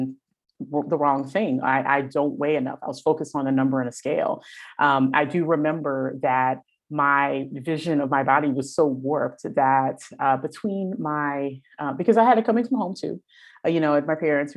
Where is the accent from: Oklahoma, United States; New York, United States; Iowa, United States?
New York, United States; New York City; I grew up in the Bronx in New York State